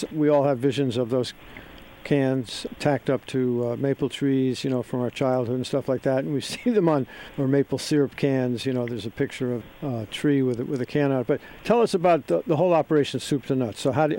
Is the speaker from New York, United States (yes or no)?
no; Westport, Connecticut, United States; I grew up in Westport